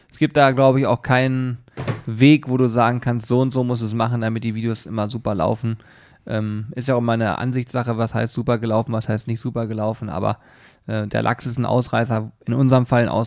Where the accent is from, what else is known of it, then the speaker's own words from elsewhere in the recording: Hanover, Lower Saxony, Germany; Und außerdem, ich komme aus Hannover, ich kenne mich hier ein bisschen aus.